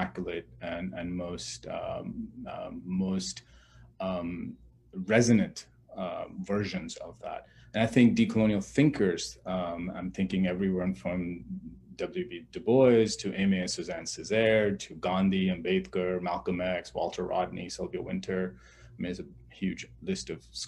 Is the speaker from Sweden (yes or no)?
no; Pakistan; moved away; I come from Pakistan. I grew up in a military dictatorship.